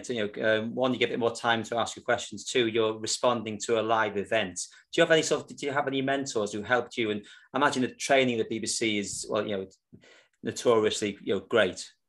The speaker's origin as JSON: {"language": "English", "region": "Wales", "country": "United Kingdom", "said": "being a Welshman"}